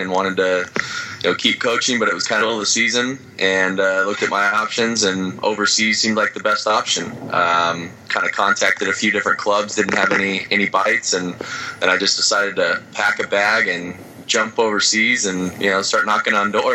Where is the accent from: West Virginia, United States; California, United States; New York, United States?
California, United States; Southern; also born or lived in Utah; I grew up playing baseball in Southern California